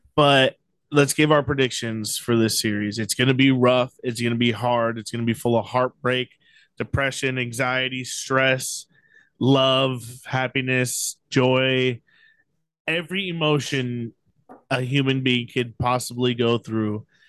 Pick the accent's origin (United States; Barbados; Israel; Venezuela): United States; San Diego, California; we're all Padres fans, we're from San Diego